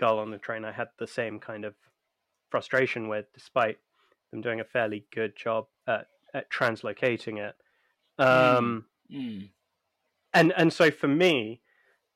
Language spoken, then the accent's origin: English; United Kingdom; us being British